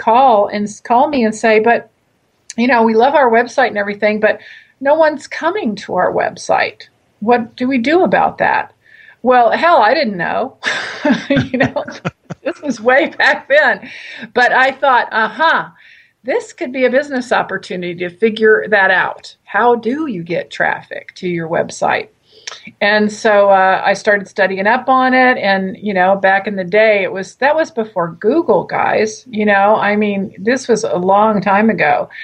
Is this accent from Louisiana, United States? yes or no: yes; South Louisiana, United States; also born or lived in Santa Barbara, California; now in Ashland, United States; I was born and raised in South Louisiana. I consider Santa Barbara my home.